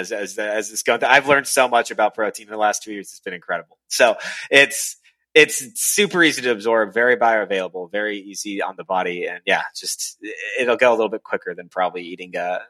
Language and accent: English; Jacksonville, Florida, United States; also born or lived in Atlanta; I'm from Jacksonville.